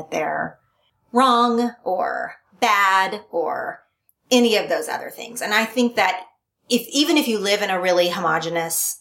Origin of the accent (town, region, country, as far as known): Oklahoma, United States; born or raised there; moved away; also born or lived in California